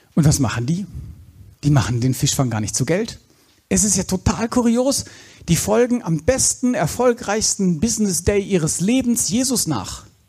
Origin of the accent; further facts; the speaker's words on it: Black Forest, Baden-Württemberg, Germany; im Schwarzwald, wo ich herkomme